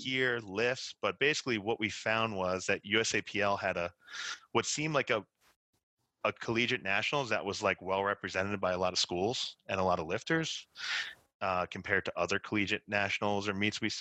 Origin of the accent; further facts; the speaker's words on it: Elmont, New York, United States; moved away as an adult; also born or lived in Boston, Massachusetts; now in Massachusetts, United States; I came up to Boston from New York, where I grew up, Elmont, New York, near Queens